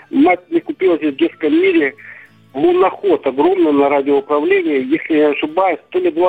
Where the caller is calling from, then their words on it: Crimea, Ukraine; also born or lived in Surgut, Russia; я звоню вам из Крыма. Э, хочу сказать, что детство и юность у меня было, конечно, шикарное.